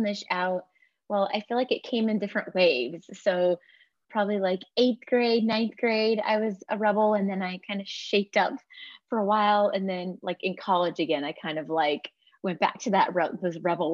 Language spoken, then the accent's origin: English; Central Illinois, United States; I grew up in Central Illinois.